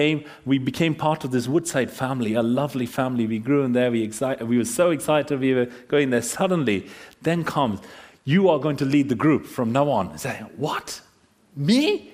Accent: India; moved away; My wife and I, we came from India.

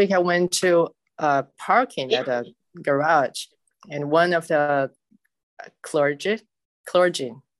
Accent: China; now in New Jersey, United States; I said, "I'm from New Jersey." And he said, your birthplace. I said, "I'm from China."

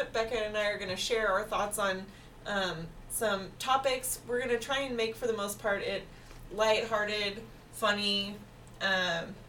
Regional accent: Pacific Northwest, United States; we are from the Pacific Northwest

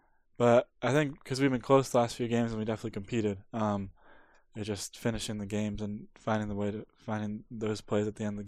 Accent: Pacific Northwest, United States; Because I'm from the Pacific Northwest, Alaska is like my favorite airline.

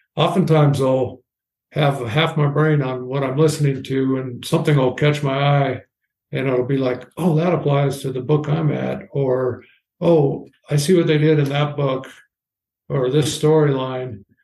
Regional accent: Washington, United States; I grew up in Washington State, uh, mostly on the west side at the, in the Olympic Mountains.

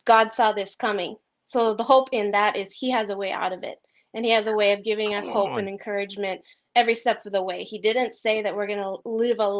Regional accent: United States; moved away as an adult; now in Philippines; as an American

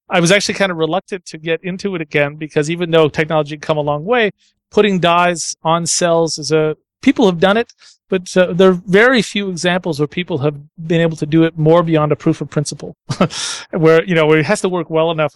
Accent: Ottawa, Ontario, Canada; I grew up in Ottawa, Canada

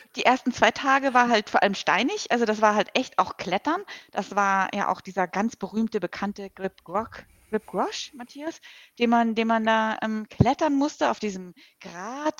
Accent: Hamburg, Germany; ich komme halt aus Hamburg hier

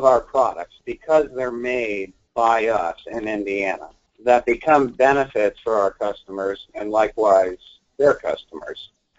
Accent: Canada; well, I'm Canadian, so you know, why am I concerned about that?

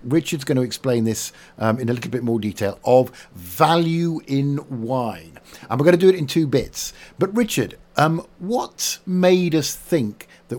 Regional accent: Yorkshire and the Humber, United Kingdom; as a Yorkshireman

